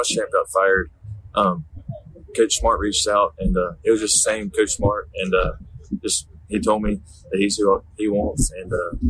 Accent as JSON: {"language": "English", "area": "Rabun", "region": "Georgia", "country": "United States", "tie": "born or raised there", "said": "Raven, my hometown"}